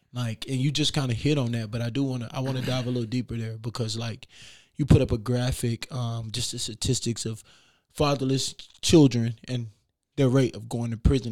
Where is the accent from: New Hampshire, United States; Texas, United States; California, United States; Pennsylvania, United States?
Texas, United States; Beaumont; now in Des Moines, United States; I'm from Beaumont, Texas